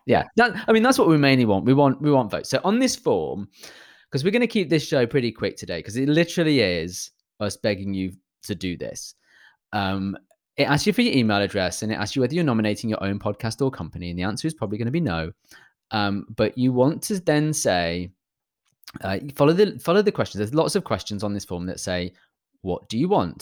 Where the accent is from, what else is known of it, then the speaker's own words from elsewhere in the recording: United Kingdom; I'm British